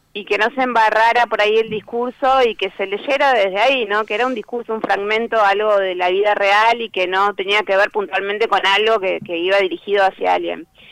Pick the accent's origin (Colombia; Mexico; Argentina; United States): Argentina; La Plata, Buenos Aires Province; yo soy de La Plata